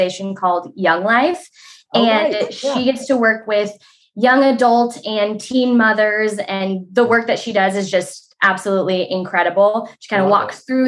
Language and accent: English; Ripon, California, United States; I am from Ripon, California